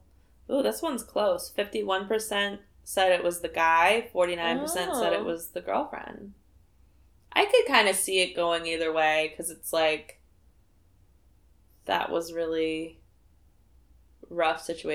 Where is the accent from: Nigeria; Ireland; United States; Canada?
Canada; born there; My mom was born in Italy, but I was born in Canada.